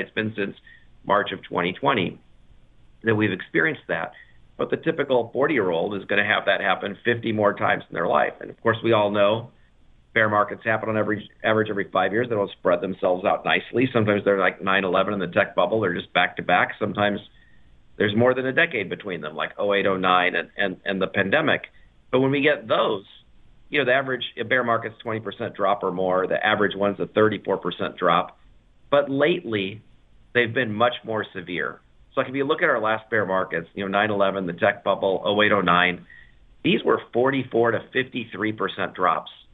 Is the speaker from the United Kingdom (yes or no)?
no; United States